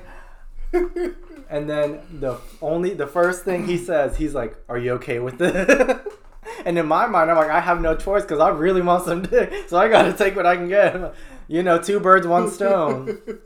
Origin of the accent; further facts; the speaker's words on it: Indiana, United States; moved away as an adult; also born or lived in Woodside, Queens, New York; growing up in Indiana